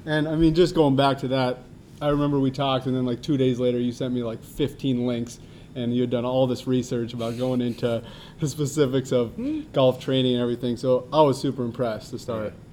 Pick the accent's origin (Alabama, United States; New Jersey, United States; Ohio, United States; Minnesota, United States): Minnesota, United States; Minnetonka; Minnetonka, right down the road here. Um, grew up there